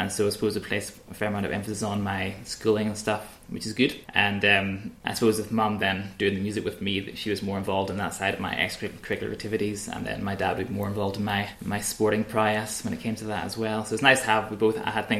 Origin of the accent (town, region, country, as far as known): Broughshane, Northern Ireland, United Kingdom; born or raised there; moved away as an adult; now in Glasgow, United Kingdom